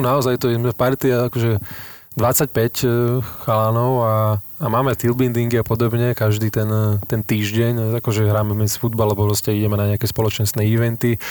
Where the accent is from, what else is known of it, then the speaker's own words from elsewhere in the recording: Bratislava, Bratislava Region, Slovakia; moved away as an adult; also born or lived in Germany / France / Turkey; som z Bratislavy